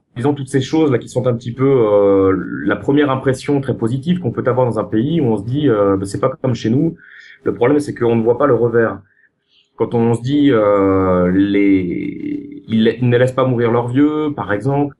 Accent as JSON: {"language": "French", "country": "France", "moved": "yes", "said": "en tant que Français, j'hérite d'une histoire qui a fait de nous des privilégiés"}